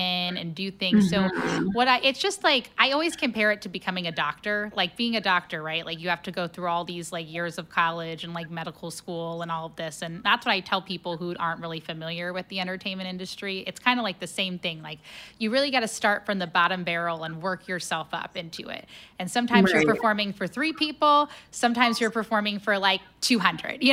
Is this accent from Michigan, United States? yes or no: no; Cincinnati, Ohio, United States; now in St. Louis, United States; I'm originally from Cincinnati